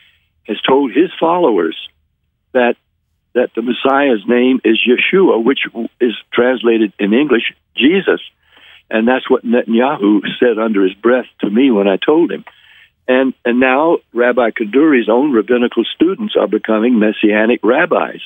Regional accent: Nashville, Tennessee, United States; I was from Nashville

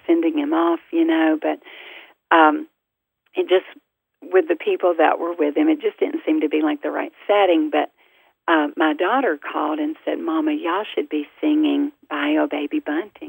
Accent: the South, United States; our family, we're from the South

